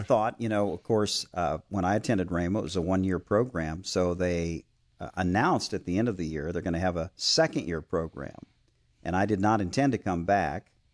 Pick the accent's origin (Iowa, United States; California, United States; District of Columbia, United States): Iowa, United States; moved away as an adult; also born or lived in Oklahoma; I was born and raised in Iowa